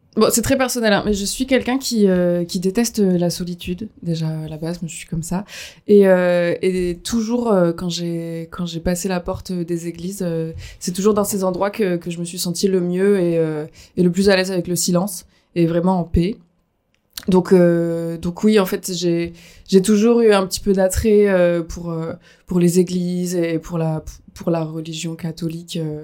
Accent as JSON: {"language": "French", "area": "Dordogne", "region": "Nouvelle-Aquitaine", "country": "France", "said": "je viens de Dordogne"}